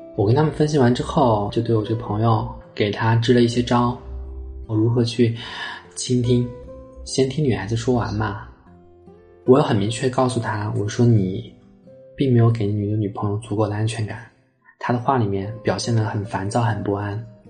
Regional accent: Chengdu, Sichuan, China; 我来自四川成都，今年二十九岁，我是一名绘画心理分析师

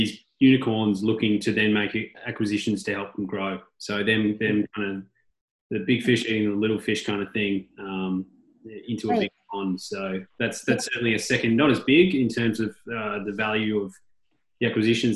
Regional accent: Melbourne, Victoria, Australia; now in Austin, United States; Melbourne, my hometown

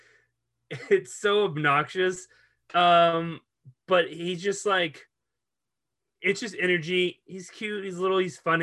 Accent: the South, United States; growing up in the South

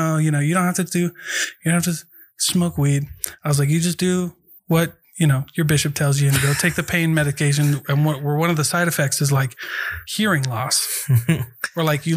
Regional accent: Iowa, United States; moved away; I'm from Iowa

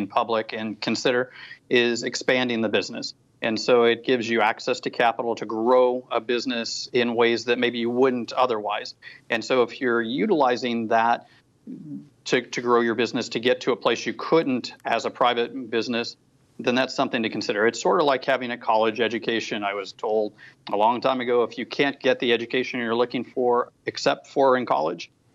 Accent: the Northwest, Pacific Northwest, United States; I grew up in the Northwest from my teens to early 20s and beyond

